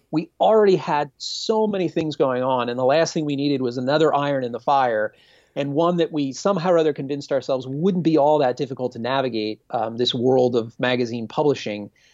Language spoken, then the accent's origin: English; Reading, Pennsylvania, United States; I'm from Pennsylvania. I'm from Dutch country in Pennsylvania.